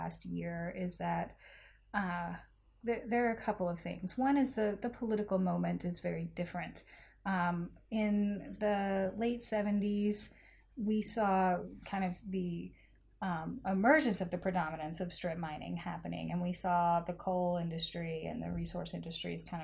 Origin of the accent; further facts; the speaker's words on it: Arkansas, United States; I am from the Mississippi Delta region of Northeast Arkansas